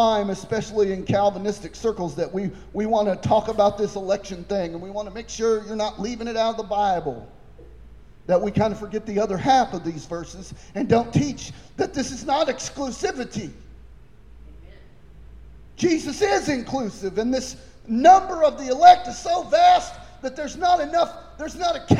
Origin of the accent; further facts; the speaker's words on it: Coffeyville, Kansas, United States; I was born in Coffeyville. I was raised in Coffeyville.